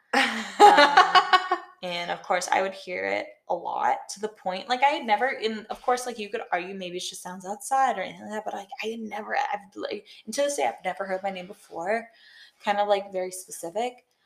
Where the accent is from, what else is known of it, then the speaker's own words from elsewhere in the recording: South Shore of Massachusetts, United States; where I grew up in the South Shore of Massachusetts